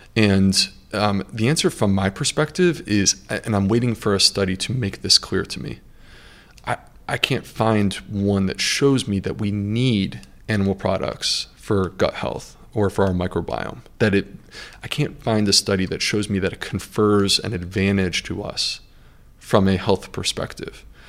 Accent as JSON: {"language": "English", "country": "United States", "said": "being American"}